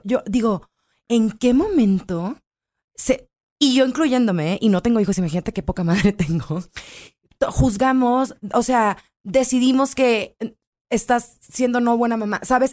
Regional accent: Culiacán, Sinaloa, Mexico; somos de Culiacán, muy pochos

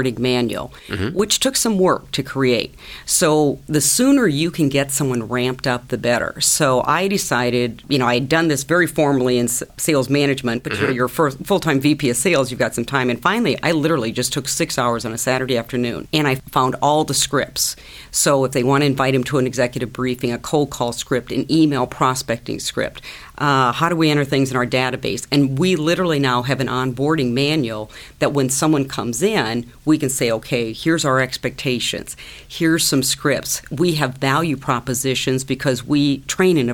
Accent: Iowa, United States; Growing up in Iowa on a farm

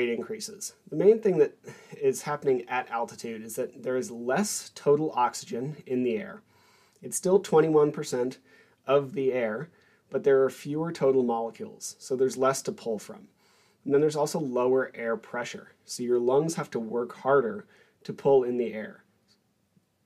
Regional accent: Albuquerque, New Mexico, United States; moved away; also born or lived in Korea; I was born in Albuquerque, New Mexico

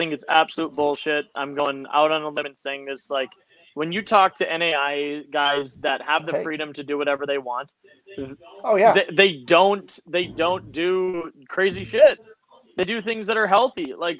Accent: Minnesota, United States; I'm from Minnesota, right?

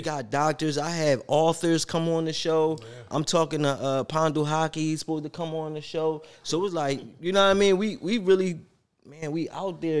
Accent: Philadelphia, Pennsylvania, United States; I'm from Philly. I love Philly.

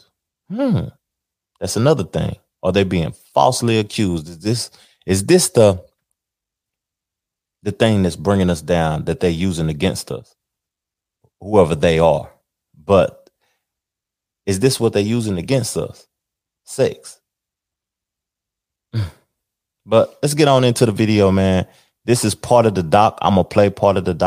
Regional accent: Knoxville, Tennessee, United States; moved away as an adult; now in Charlotte, United States; me being an individual from Knoxville, born and raised in Knoxville, lived there a majority of my life.

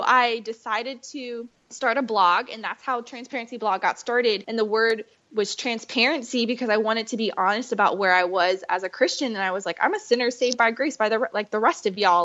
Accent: Fayetteville, North Carolina, United States; I grew up in Fayetteville, North Carolina

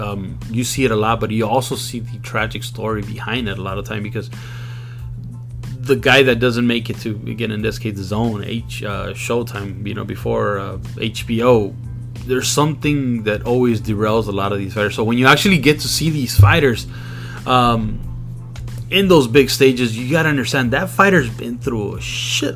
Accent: Compton, California, United States; also born or lived in Long Beach; born and raised in Compton.

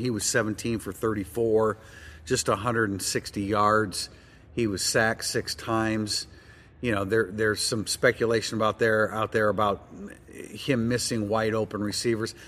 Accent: South Bend, Indiana, United States; you and I are Nordion graduates and born and raised in South Bend

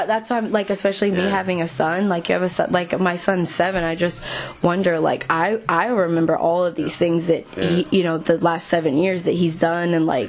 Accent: North Florida, United States; moved away as an adult; because I'm not from here either. I'm from North Florida.

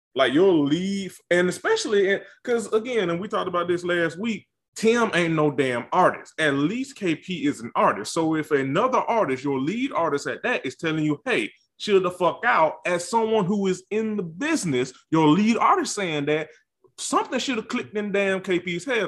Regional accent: the rural South, United States; I'm a nigga from the country South

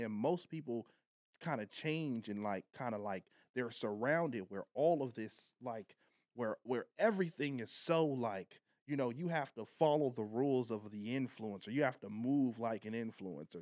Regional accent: Long Beach, California, United States; I'm from Long Beach

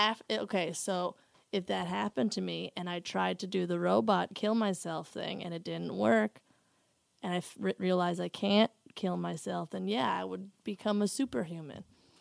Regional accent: New Jersey, United States; I'm from New

